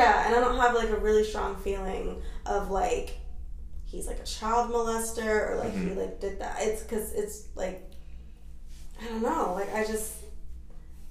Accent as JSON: {"language": "English", "town": "Gary", "region": "Indiana", "country": "United States", "tie": "born or raised there", "moved": "yes", "said": "I grew up in the town that … is from and all the … are from"}